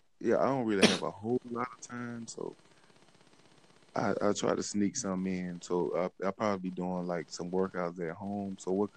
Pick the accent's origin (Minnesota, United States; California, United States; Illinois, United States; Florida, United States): Florida, United States; Pensacola; I'm from Florida, Pensacola, Florida.